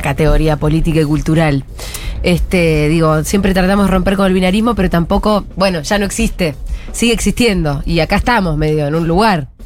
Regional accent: Argentina; como argentina

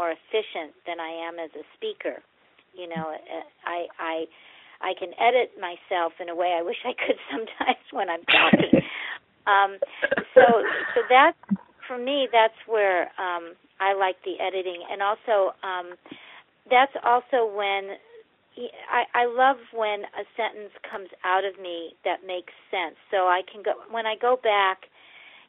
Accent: St. Louis, Missouri, United States; I grew up in St. Louis, Missouri

